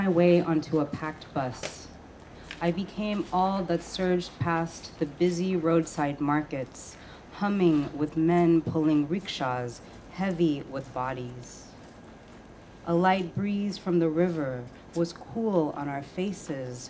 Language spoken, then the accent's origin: English; New York City, New York, United States; also born or lived in Bangladesh; I was born in Brooklyn, but my parents are from Bangladesh